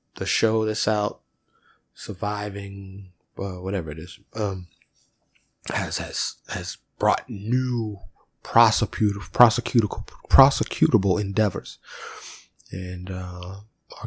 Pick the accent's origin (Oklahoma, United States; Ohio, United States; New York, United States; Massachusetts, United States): New York, United States; I grew up in New York